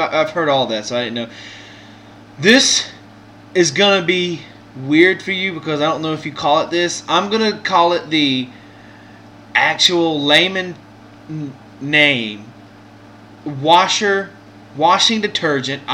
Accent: Mississippi, United States; I'm from Mississippi

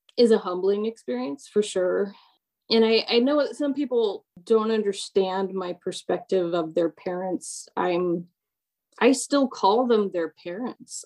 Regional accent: Orem, Utah, United States; also born or lived in Long Beach, California / Atlanta metro area, Georgia; now in Atlanta, United States; I was born in Long Beach in California

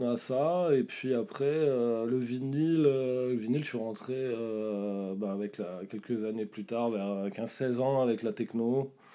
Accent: Chatou, Île-de-France, France; moved away as an adult; also born or lived in Leeds, England / Berkshire, England; je viens de là-bas, en fait, moi aussi. Je suis né dans le 78.

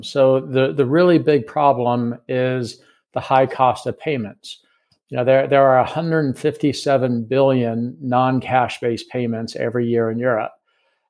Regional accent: United States; accent: American; moved away as an adult; now in London, United Kingdom; I'm an American, as you can tell from my accent, but I've lived in London for the last 4 years

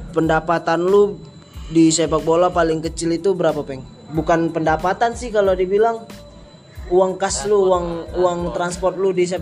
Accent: Medan, North Sumatra, Indonesia; apalagi kalau di kampung gua nih di Medan pasti pernah mengalami itu bola boleh lewat nih

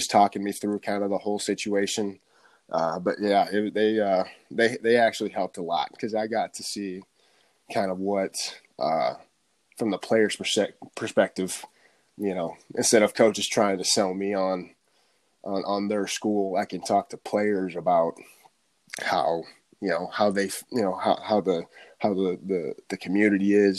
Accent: Bellevue, Nebraska, United States; moved away; Yep, born and raised in Nebraska

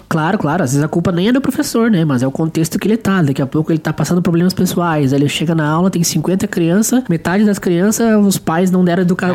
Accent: Rio Grande do Sul, Brazil

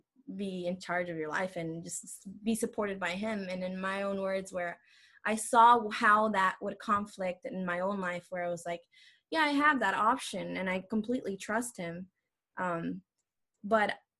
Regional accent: El Salvador; moved away; I'm from El Salvador

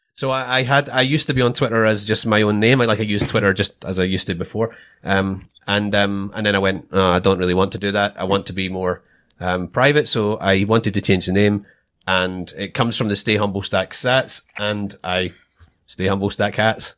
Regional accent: Scotland, United Kingdom; moved away as an adult; now in Australia; I'm Scottish

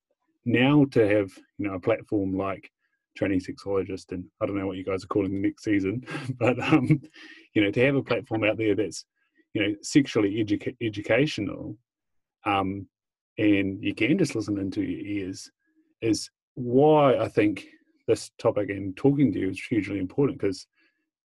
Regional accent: Invercargill, Southland, New Zealand; Growing up in Invercargill

